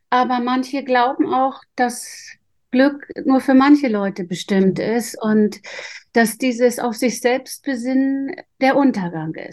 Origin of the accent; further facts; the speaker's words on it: Northern Germany, Germany; Ich komme aus Norddeutschland, da hieß das Gehstraße.